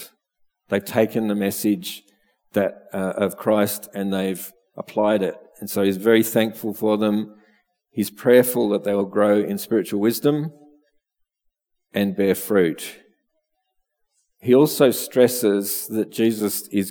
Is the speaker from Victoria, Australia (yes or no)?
yes; Melbourne, Victoria, Australia; now in Bendigo, Australia; I grew up in Melbourne, although I would have liked to have grown up in the country